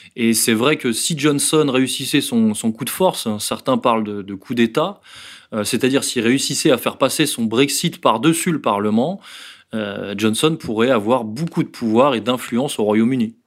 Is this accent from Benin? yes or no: no; France; en tant que Français